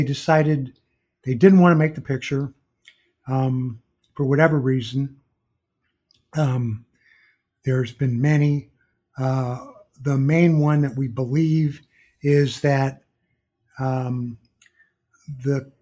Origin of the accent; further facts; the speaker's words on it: St. Louis, Missouri, United States; moved away; I went back to my hometown of St. Louis